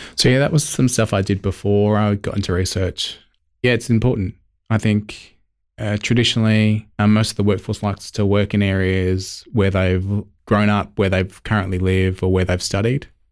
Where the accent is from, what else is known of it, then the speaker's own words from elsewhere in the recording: Elizabeth, South Australia, Australia; one of four, as I said, growing up in Elizabeth, surrounded by family